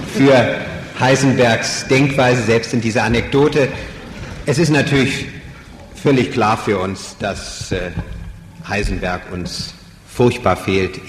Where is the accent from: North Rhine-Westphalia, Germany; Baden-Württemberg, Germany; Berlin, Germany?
Berlin, Germany; Wir stammen beide aus Berlin